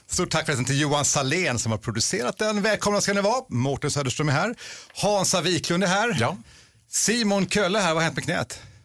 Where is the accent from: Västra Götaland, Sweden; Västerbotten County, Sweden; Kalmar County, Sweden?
Västra Götaland, Sweden; Stenungsund; Jag är från Stenungsund